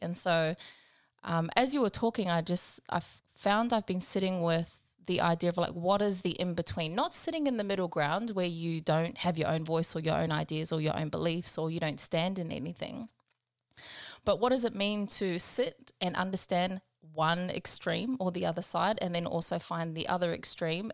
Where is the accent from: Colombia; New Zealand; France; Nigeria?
New Zealand; Pawarenga, Northland; now in Brisbane, Australia; I'm from a little place called Pauarenga. I'm from New Zealand, Aotearoa. We're kind of on the northwest coast